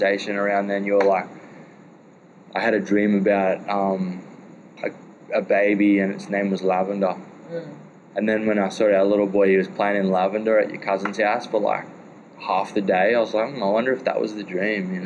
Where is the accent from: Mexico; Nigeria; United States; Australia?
Australia; I'm from Australia.